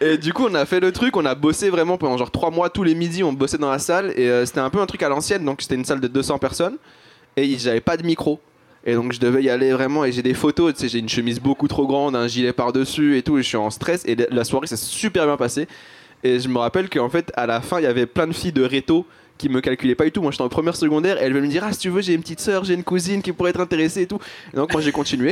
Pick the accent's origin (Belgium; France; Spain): Belgium; mes deux parents sont algériens, mais je suis né en Belgique